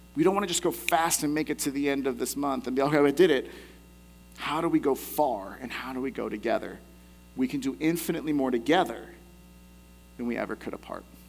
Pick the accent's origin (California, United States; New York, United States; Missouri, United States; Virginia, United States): California, United States; the Bay Area; I had an opportunity to go to Alcatraz when I was younger, growing up in the Bay Area